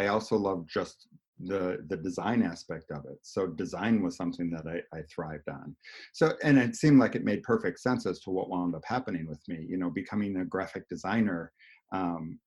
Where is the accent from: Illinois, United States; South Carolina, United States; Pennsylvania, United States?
Illinois, United States; Arlington Heights; I grew up in Arlington Heights